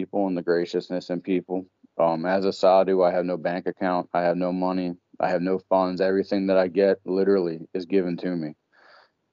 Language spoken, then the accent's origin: English; Pennsylvania, United States; first language English; now in Maryland, United States; I actually mostly reside in Maryland. Originally, I'm from Pennsylvania